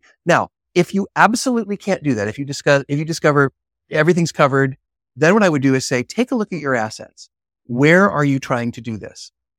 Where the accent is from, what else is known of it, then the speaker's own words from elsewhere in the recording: Chicago, Illinois, United States; Yeah, I'm from Chicago.